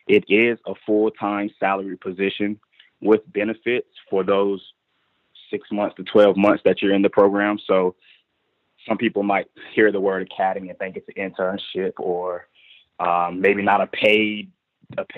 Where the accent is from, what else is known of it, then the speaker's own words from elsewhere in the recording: Durham, North Carolina, United States; I was from Durham, North Carolina